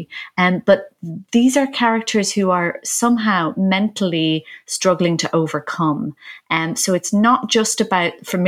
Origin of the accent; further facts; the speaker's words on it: Ireland; as an Irish person